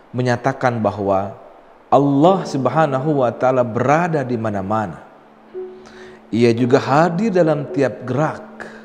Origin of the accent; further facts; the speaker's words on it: West Java, Indonesia; Saya orang Sunda.